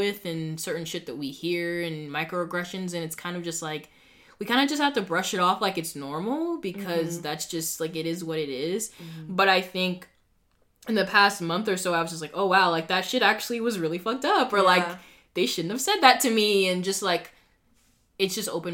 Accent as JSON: {"language": "English", "town": "Boston", "region": "Massachusetts", "country": "United States", "said": "we have a lot more, like, different cultures up here"}